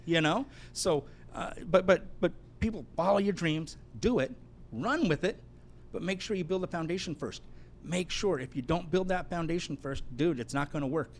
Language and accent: English; Los Angeles, California, United States; also born or lived in Hawaii; now in San Diego, United States; I'm that kid from the San Fernando Valley that touched the Lamborghini Countach